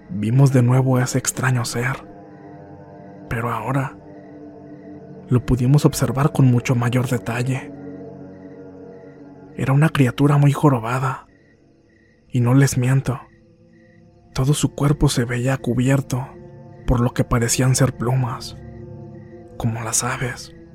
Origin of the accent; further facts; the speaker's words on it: Linares, Nuevo León, Mexico; Regresaríamos al municipio de Linares, Nuevo León, de donde soy originario